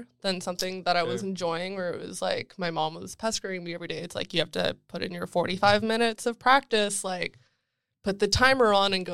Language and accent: English; Toronto, Ontario, Canada; it's faster to walk into Vaughan than it is to walk to the nearest TTC stop. Where I grew up